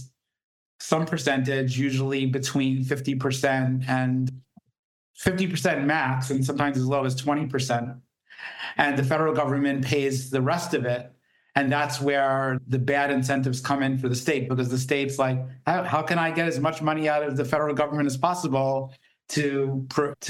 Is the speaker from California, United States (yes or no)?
no; New York area, United States; moved away; also born or lived in New Jersey; I'm originally from the New York area